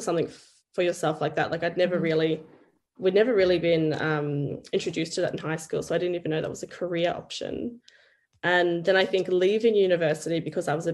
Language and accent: English; central Queensland, Australia; moved away as an adult; now in New Zealand; I grew up in Australia, in Queensland, central Queensland.